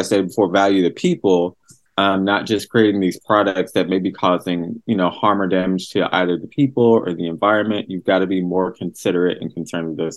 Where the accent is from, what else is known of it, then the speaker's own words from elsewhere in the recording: Texas, United States; I'm from Texas